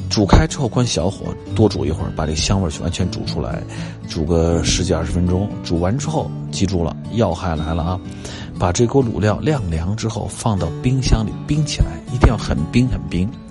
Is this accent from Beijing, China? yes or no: yes; Ritan area, Beijing, China; 日坛那一带，我长大的地方，啊，都是槐花